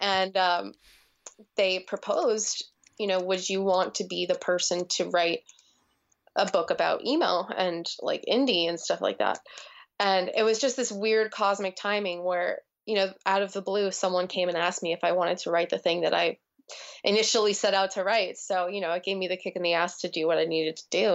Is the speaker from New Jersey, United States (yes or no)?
yes; New Jersey, United States; growing up in New Jersey